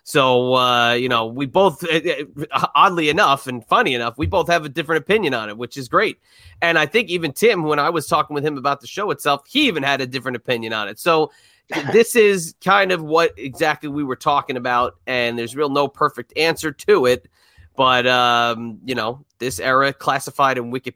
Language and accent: English; United States; we grew up in New York, New Jersey area